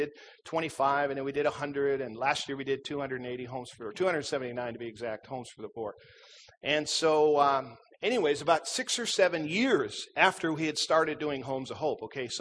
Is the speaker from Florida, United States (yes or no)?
no; Minnesota, United States; I grew up in Minnesota